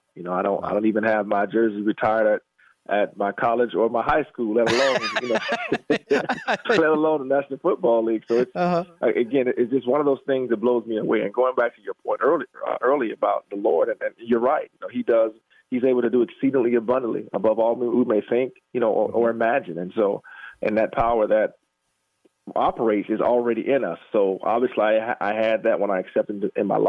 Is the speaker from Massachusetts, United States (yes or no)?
no; Jacksonville, Florida, United States; I'm born and raised in Jacksonville, Florida